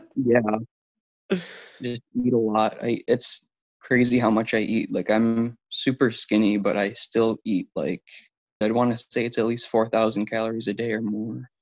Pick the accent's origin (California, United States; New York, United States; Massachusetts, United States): New York, United States; Buffalo; I'm from Buffalo, New York